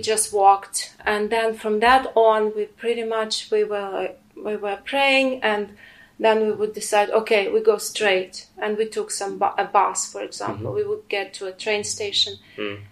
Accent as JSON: {"language": "English", "region": "Kyiv Oblast", "country": "Ukraine", "second_language": "English", "moved": "as an adult", "lives_now": "Ewersbach, Germany", "said": "I am a Ukrainian. I'm a Ukrainian"}